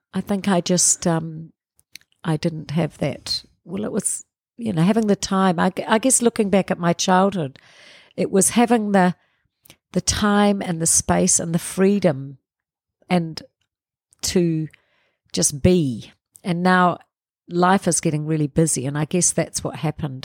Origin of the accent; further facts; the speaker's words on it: Porirua, Wellington, New Zealand; we grew up in Parramatta till I was eight.